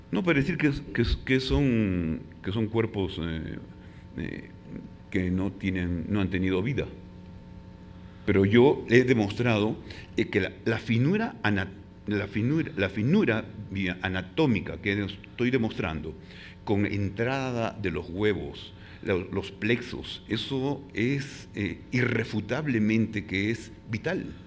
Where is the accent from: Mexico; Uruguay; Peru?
Peru; en mi país